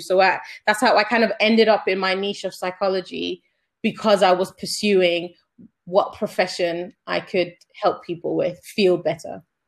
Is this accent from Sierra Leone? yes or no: yes; Sierra Leone; moved away; also born or lived in Germany / United Kingdom; I'm originally from Sierra Leone